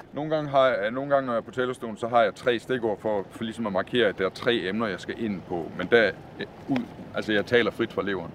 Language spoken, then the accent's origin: Danish; Southern Jutland, Southern Denmark, Denmark; da jeg var dreng, og vi sad foran fjernsynet derhjemme i Sønderjylland